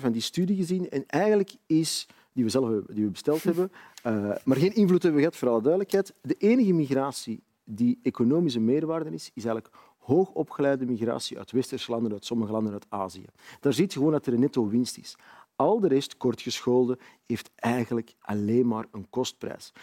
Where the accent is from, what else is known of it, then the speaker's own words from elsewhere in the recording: Antwerp, Flanders, Belgium; Ik ben opgegroeid in de Kennotstraat in Antwerpen